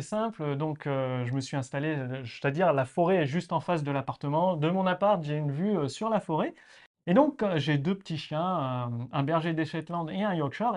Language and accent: French; Clermont-Ferrand, Auvergne-Rhône-Alpes, France; also born or lived in Nantes; now in Estonia; j'ai vécu à Nantes, je suis né à Clermont-Ferrand en Auvergne